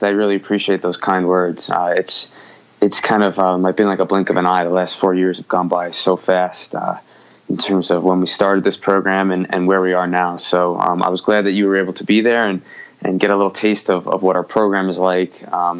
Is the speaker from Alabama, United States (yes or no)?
no; New York, United States; accent: New York; My New York accent is slipping away a little by little. I married a Midwestern woman who is diluted my accent a little bit, but it's still there every now and then. But I did grow up in the Northeast